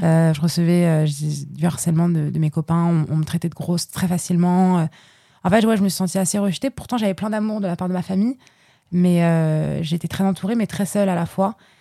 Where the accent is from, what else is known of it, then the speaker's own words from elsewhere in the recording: Paris, Île-de-France, France; parisienne depuis toujours, hein. J'ai pas d'origine, euh, de droite ou gauche, comme les gens peuvent, euh, peuvent dire en général, mais voilà, je viens de Paris, je suis parisienne